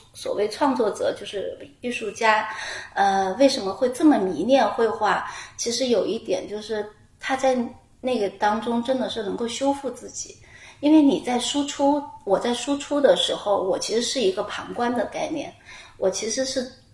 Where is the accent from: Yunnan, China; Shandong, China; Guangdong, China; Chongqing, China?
Chongqing, China; 因为我是重庆人 我们家门口呢，就有很多很多的竹林